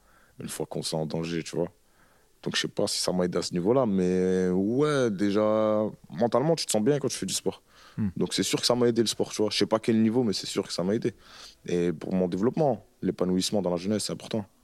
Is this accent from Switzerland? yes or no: no; Roubaix, Hauts-de-France, France; Parce que moi, je viens du Nouveau-Roubaix, c'est à la limite d'une ville qui s'appelle M, tu vois.